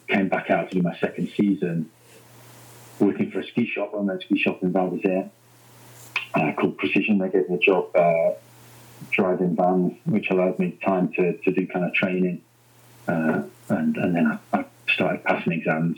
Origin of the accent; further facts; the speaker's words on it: Manchester, North West England, United Kingdom; moved away; I'm from South Manchester